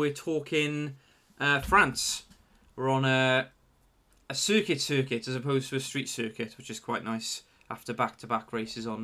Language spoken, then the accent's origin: English; Welsh, Wales, United Kingdom; the Welsh part of me, I'm fully Welsh